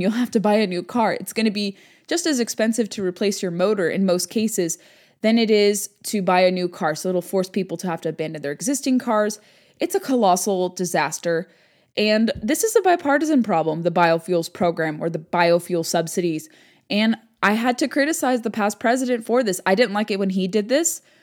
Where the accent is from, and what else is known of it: California, United States; moved away